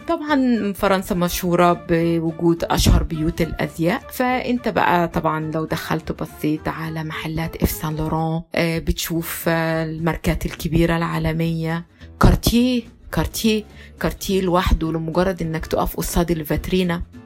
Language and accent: Arabic; Egypt; عندنا في مصر